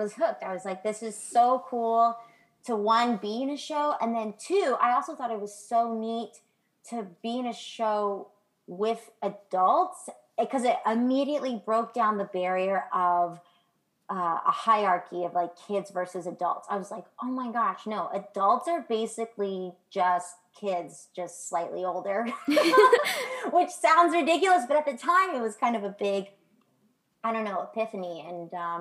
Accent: San Francisco Bay Area, California, United States; moved away as an adult; now in New York, United States; California, which is where I'm originally from

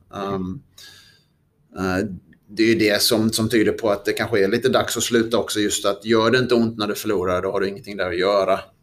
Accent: Sweden; som svensk

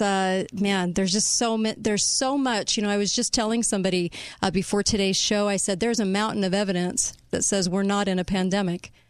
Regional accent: California, United States; now in Utah, United States; I was raised in California

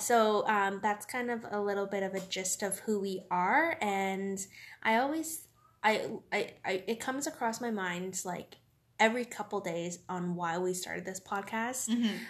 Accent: Thunder Bay, Ontario, Canada; now in Hamilton, Canada; I live in Hamilton, but I'm originally from Thunder Bay, and it's exciting because that's actually where I'm heading to right now.

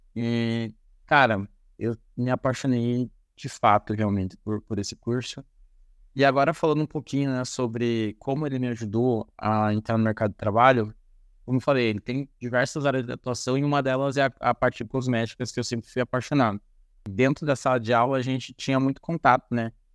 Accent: Paranaguá, Paraná, Brazil; moved away as an adult; also born or lived in Ponta Grossa; Eu sou natural de Paranaguá

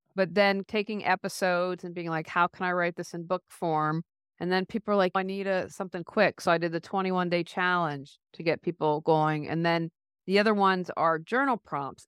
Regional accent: United States; moved away as an adult; also born or lived in Raleigh, North Carolina; we moved back to my hometown, which I'm in a small hometown

